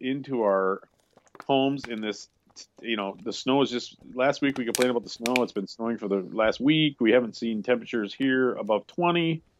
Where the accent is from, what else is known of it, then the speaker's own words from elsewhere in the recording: Wisconsin, United States; Me growing up in Wisconsin, I remember the snowbanks so tall that you could... If you fell off one, you'd break your neck.